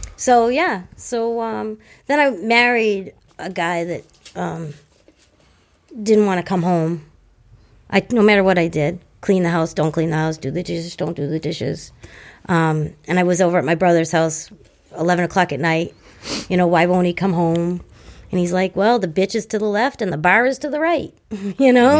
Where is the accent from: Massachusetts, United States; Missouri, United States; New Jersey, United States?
Massachusetts, United States; Hanover; I grew up in Hanover. I was born in Hanover